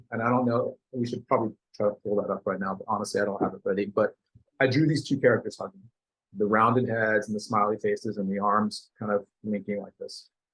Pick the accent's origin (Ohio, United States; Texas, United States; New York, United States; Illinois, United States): Texas, United States; Denton; I grew up in a town called Denton, north of Dallas